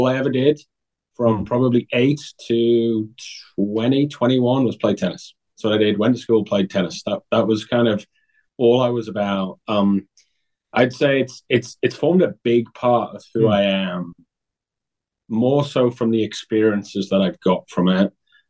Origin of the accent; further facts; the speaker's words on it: Newcastle, North East England, United Kingdom; I'm originally from Newcastle, England. So that's a northeast, about 100 miles south of Scotland.